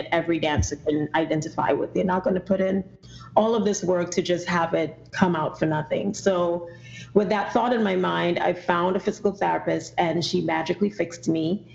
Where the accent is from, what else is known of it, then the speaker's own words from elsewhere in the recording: Trinidad & Tobago; moved away as an adult; now in United States; If you do detect an accent, I'm originally from Trinidad and Tobago